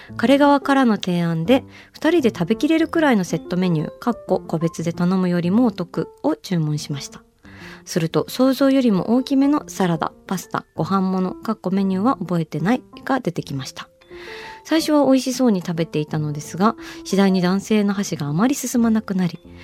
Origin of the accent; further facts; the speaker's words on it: Kyushu, Japan; 九州人だからっていうのもあるかもしれないですけど